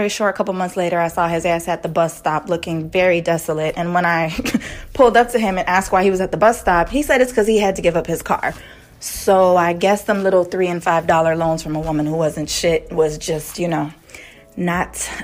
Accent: Miami, Florida, United States; I'm from Miami, Florida

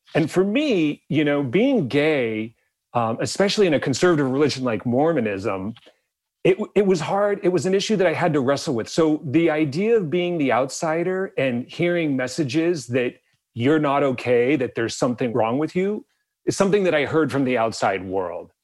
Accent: Bisbee, Arizona, United States; I grew up in a small Mexican border town in the southeast corner of the state of Arizona.

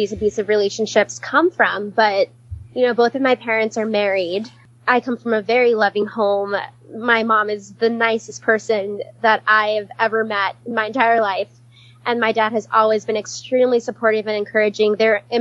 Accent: Hawaii, United States; moved away as an adult; also born or lived in California / Kenya; I was born and raised in Hawaii. The first time I left Hawaii to live somewhere else was for undergrad

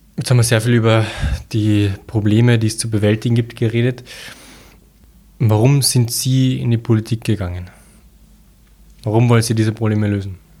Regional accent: Vienna, Austria; als Wiener

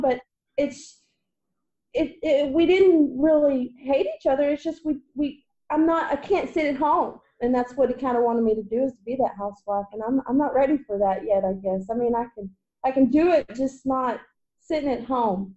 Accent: Waco, Texas, United States; I grew up in Waco, Texas

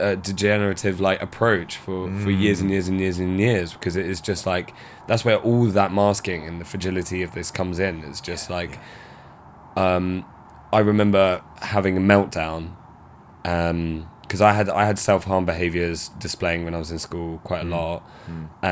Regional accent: Maidstone, South East England, United Kingdom; my hometown was a real boxed in thing. There was real lack of youth engagement, lack of mental health practitioner going on. Maidstone in Kent

